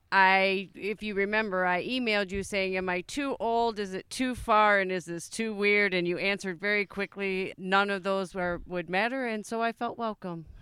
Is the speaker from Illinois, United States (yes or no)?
yes; Plainfield, Illinois, United States; I am from Plainfield, Illinois